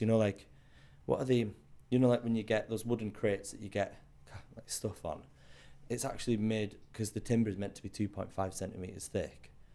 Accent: South Cumbria, North West England, United Kingdom; also born or lived in Scotland; now in London, United Kingdom; I grew up in Cumbria. I was born in Scotland to Scottish parents. Moved to Cumbria when I was two.

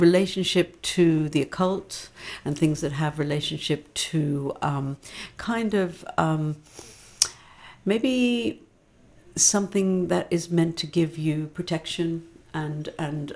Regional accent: outside of New York, United States; moved away as an adult; now in London, United Kingdom; I grew up outside of New York

